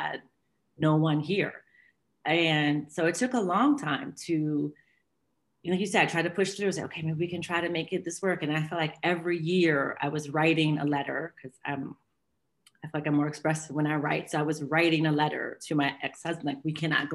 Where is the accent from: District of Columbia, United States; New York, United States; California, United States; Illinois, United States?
District of Columbia, United States; Washington; moved away as an adult; now in Geneva, Switzerland; I'm from the States, from Washington, D.C. I've been living in Geneva, 16 years.